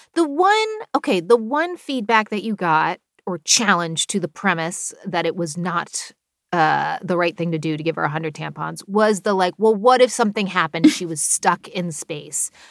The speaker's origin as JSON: {"language": "English", "region": "New Jersey", "country": "United States", "tie": "born or raised there", "said": "I grew up in New Jersey"}